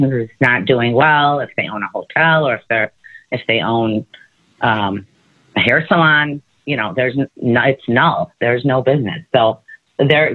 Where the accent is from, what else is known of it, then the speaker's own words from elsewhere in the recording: Detroit, Michigan, United States; I'm born and raised in Detroit